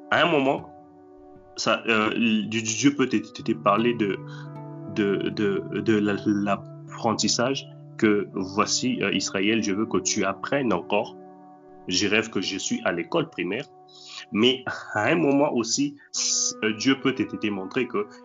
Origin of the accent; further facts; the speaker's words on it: Matadi, Kongo Central, DR Congo; also born or lived in Kinshasa; now in Russia; la maison où, où, j'ai grandi à, à, à Matadi, alors qu'aujourd'hui je suis en, Russie